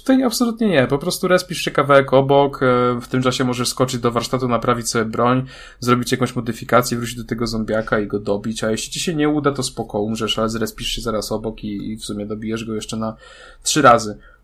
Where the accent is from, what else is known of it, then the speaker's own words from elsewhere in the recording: Wrocław, Lower Silesian Voivodeship, Poland; ja jestem z Wrocławia.